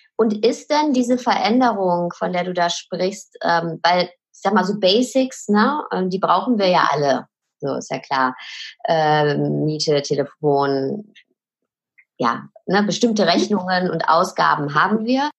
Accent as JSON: {"language": "German", "area": "Ruhr area", "region": "North Rhine-Westphalia", "country": "Germany", "tie": "born or raised there", "said": "Sie ist wie ich ein Kind des Ruhrpots"}